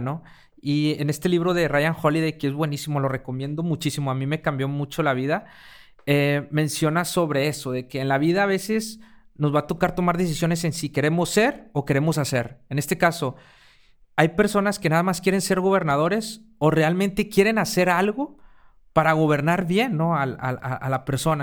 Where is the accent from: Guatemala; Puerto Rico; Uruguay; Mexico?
Mexico; also born or lived in Mexico City; los mexicanos